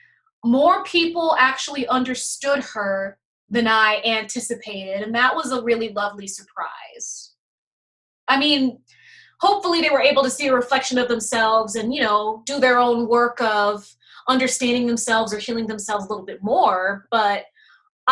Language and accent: English; Louisiana, United States; moved away; I was born and raised in Louisiana